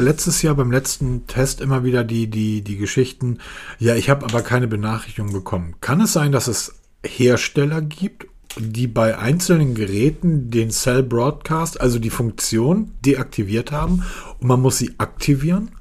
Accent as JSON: {"language": "German", "region": "Hamburg", "country": "Germany", "said": "ich komme aus Hamburg."}